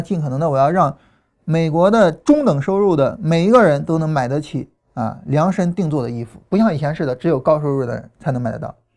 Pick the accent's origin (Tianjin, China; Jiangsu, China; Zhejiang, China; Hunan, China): Hunan, China; Chaling; accent: Chaling dialect; Changsha dialect; moved away; also born or lived in Changsha / United States / Heze; 我自己小时候呢，我是在湖南长大的，啊，然后那时候在查令，啊，说查令话。后来到长沙呢，改 开始说长沙话。然后后来去美国开始说英语